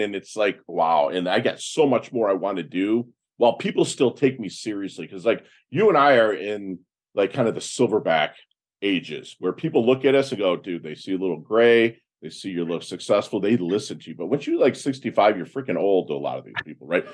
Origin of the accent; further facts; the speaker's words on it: Michigan, United States; moved away as an adult; I'm from Michigan